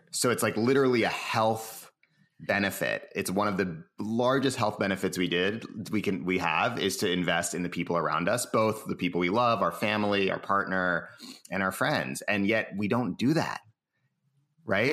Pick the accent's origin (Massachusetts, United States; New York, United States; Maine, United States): Massachusetts, United States; Cambridge; now in San Francisco, United States; I was born in Cambridge, Massachusetts